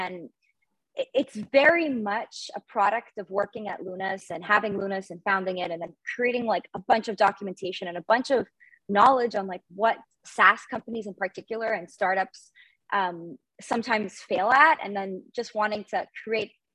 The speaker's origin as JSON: {"language": "English", "town": "Montreal", "region": "Quebec", "country": "Canada", "tie": "born or raised there", "said": "I am based in Montreal, born and raised in Canada and in Montreal"}